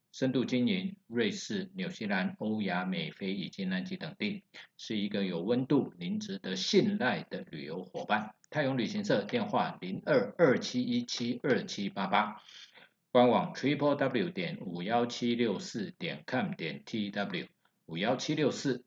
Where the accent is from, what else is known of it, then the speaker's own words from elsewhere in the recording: Taiwan; 我们台湾人一般把它叫做罗雷